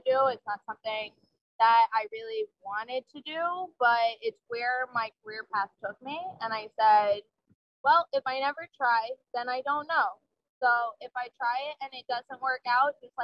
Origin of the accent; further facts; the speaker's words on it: New Jersey, United States; moved away as an adult; I grew up in New Jersey.